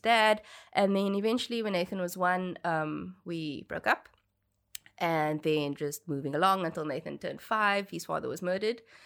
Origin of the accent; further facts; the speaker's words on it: Cape Town, Western Cape, South Africa; born and bred in Cape Town.